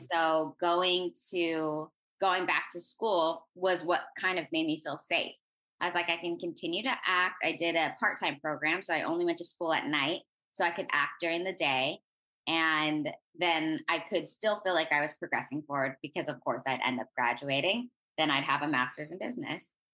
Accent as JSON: {"language": "English", "area": "Orange County", "region": "California", "country": "United States", "said": "I'm originally from Orange County, California"}